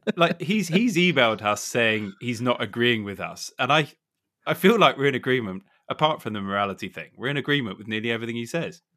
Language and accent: English; Suffolk, East of England, United Kingdom; I grew up in Suffolk, so that's why I'm obviously loyal to our schools